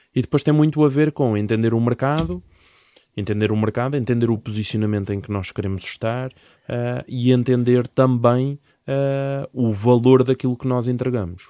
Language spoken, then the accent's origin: Portuguese; Portugal; also born or lived in Leiria; eu sou português e devia falar era português de Portugal